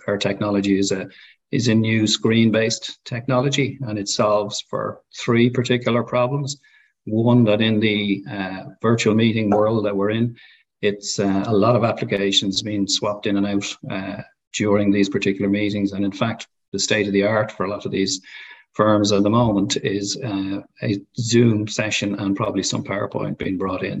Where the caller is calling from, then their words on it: Dublin, Leinster, Ireland; Calling in from our office in Dublin, in Ireland